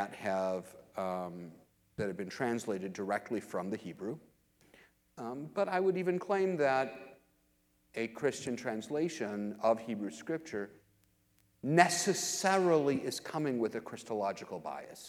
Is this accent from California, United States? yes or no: no; Lansing, Michigan, United States; now in Kansas City, United States; I'm from Lansing, Michigan, originally